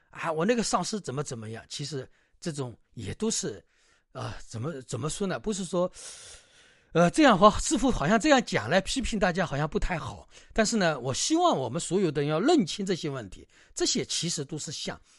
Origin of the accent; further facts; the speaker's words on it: China; 我们中国人的一种文化